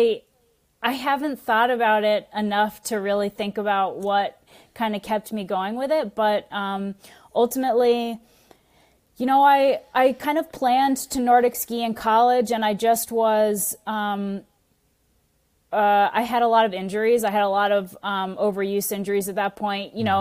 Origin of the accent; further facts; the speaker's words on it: Massachusetts, United States; Yeah. Born and raised in Massachusetts.